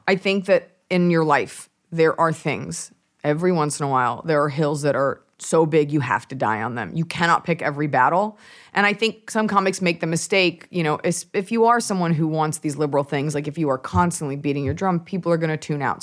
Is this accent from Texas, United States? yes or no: yes; Dallas, Texas, United States; moved away; family's from New York, but I'm from Dallas, Texas.